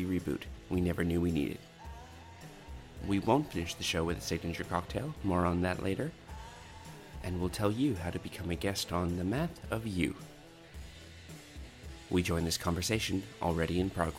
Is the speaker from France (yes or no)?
no; Canada; moved away as an adult; now in Australia; I was raised in Canada and then lived the last 13 years in Australia.